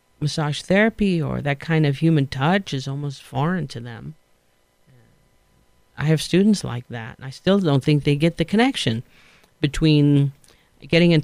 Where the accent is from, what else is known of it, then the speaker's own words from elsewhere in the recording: New York City, New York, United States; I sound like, you know, right, I'm from Queens again. And it sounds very nasal